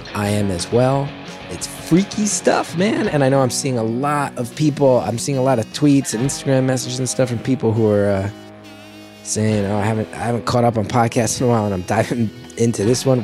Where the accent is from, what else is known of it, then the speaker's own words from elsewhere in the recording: Northeast of the United States, United States; now in New York City, United States; I'm from the Northeast of the United States.